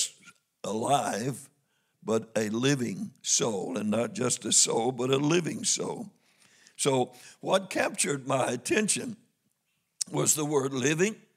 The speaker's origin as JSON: {"language": "English", "region": "Missouri", "country": "United States", "said": "I'm from Missouri"}